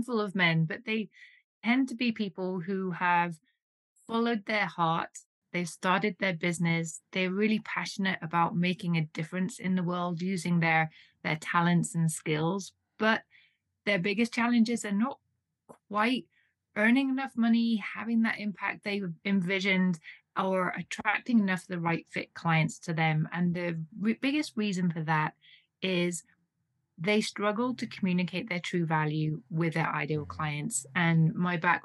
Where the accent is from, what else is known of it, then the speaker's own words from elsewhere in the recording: United Kingdom; now in Switzerland; you may tell from my accent, I'm originally from the UK